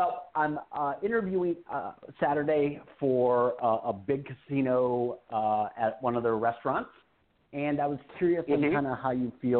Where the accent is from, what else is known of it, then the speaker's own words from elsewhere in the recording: Michigan, United States; also born or lived in Santa Barbara / Scottsdale; now in Las Vegas, United States; I'm originally from Michigan. I really enjoy, I like the sunshine here in Vegas. I lived in Scottsdale, California.